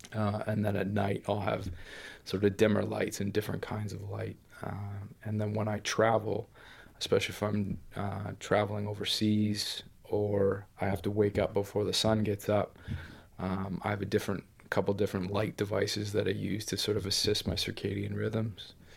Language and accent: English; Ontario, Canada; moved away; growing up in Canada, especially kind of in the middle of nowhere